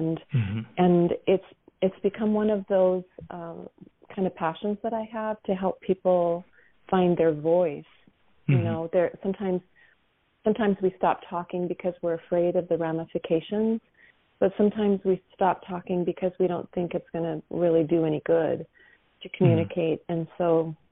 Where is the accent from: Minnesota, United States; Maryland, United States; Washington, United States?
Minnesota, United States; I grew up in Minnesota